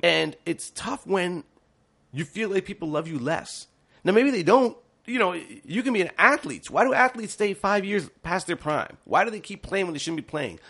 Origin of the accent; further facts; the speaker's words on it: Ontario, Canada; as a youngster growing up in Ontario, I watched a lot of T V O programs.